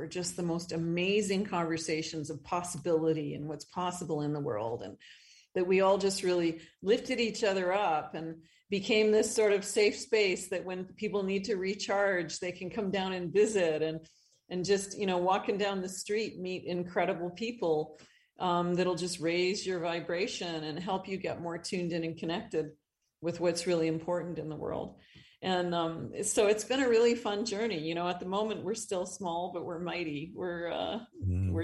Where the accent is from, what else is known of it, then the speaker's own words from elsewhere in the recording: Northern Ontario, Canada; moved away as an adult; also born or lived in Calgary, Alberta; now in Costa Rica; I grew up in Northern Ontario, Northern Canada